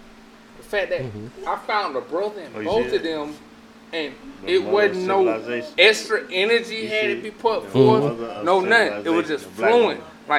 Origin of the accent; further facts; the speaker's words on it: Macon, Georgia, United States; But I'm from Macon.